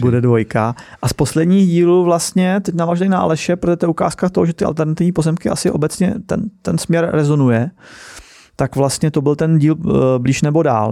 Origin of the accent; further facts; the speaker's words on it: Czechia; jsem Čech